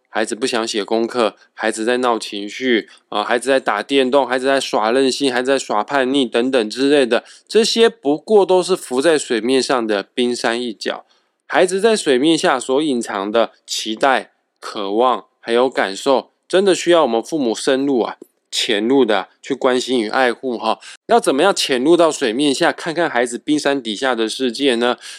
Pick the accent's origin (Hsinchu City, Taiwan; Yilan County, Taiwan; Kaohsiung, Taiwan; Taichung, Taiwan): Kaohsiung, Taiwan; 我的家乡高雄